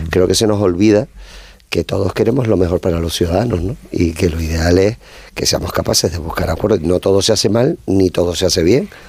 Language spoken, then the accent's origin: Spanish; Canary Islands, Spain; siendo de Canarias